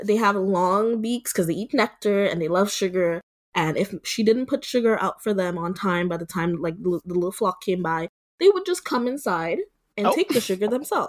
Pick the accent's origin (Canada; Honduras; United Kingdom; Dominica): Dominica; now in San Francisco, United States; I am from the Commonwealth of Dominica in the Caribbean. It's not the Dominican Republic, I promise.